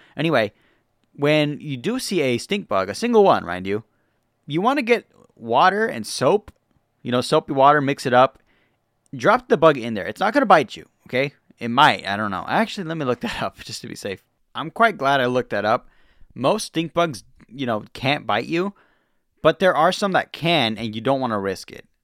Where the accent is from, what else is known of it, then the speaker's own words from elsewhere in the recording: the West, United States; I'm from the West